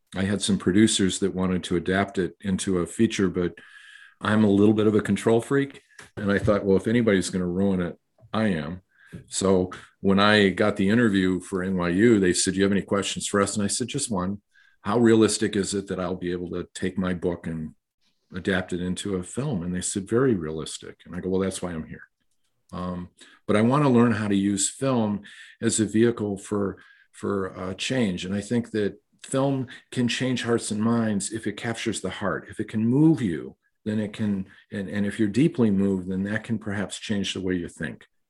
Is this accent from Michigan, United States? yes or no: yes; Michigan, United States; born or raised there; moved away as an adult; also born or lived in New York